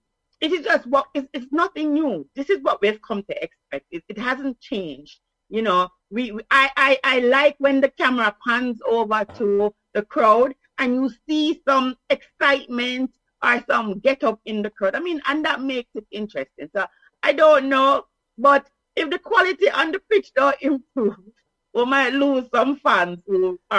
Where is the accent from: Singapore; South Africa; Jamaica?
Jamaica; as a Jamaican, our language is English, right? Some people think it's Patois, so I have to correct them.